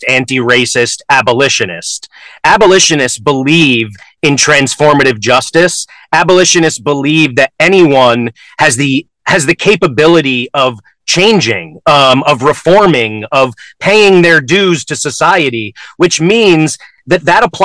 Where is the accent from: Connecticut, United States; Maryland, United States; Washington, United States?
Connecticut, United States; also born or lived in New York; My parents moved my sister and me to Connecticut